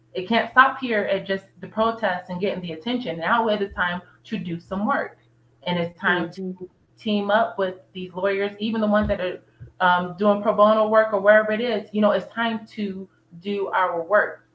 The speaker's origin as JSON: {"language": "English", "country": "United States", "said": "We're just American, so we're Black Americans"}